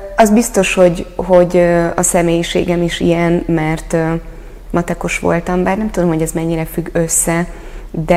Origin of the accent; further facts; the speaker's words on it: Hungary